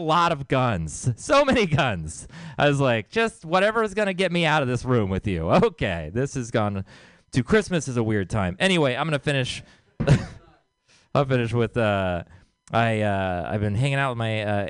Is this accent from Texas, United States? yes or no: yes; Texas, United States; I'm from Texas